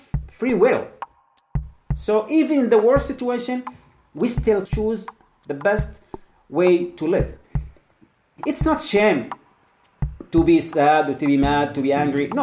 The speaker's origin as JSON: {"language": "English", "country": "Yemen", "moved": "yes", "said": "from Yemen"}